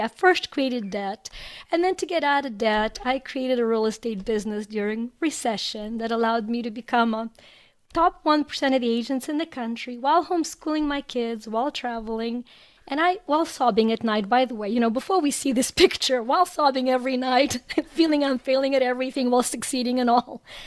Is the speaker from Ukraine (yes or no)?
yes; Ukraine; moved away as an adult; now in United States; I was born in Ukraine. I immigrated to the U S about a quarter century ago